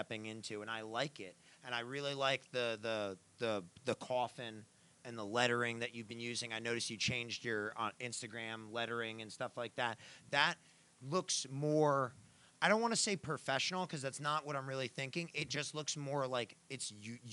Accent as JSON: {"language": "English", "town": "Brick", "region": "New Jersey", "country": "United States", "moved": "yes", "said": "I'm from Bricktown. Bricktown is South Jersey"}